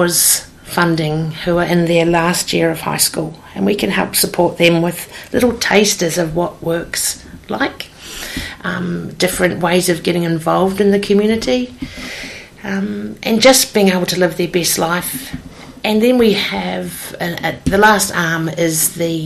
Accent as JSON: {"language": "English", "region": "Hawke's Bay", "country": "New Zealand", "tie": "born or raised there", "said": "I've born and bred in Hawke's Bay"}